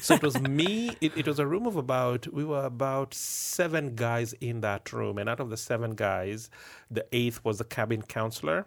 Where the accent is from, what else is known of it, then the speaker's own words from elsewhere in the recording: Kenya; moved away as an adult; now in Canada; me being a Kenyan